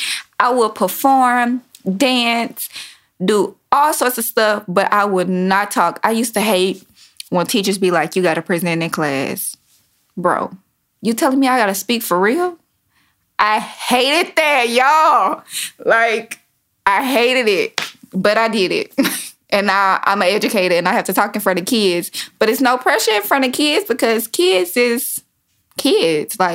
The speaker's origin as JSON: {"language": "English", "town": "Baton Rouge", "region": "Louisiana", "country": "United States", "moved": "yes", "lives_now": "Houston, United States", "said": "I'm from Baton Rouge, Louisiana. I currently reside in Houston, Texas"}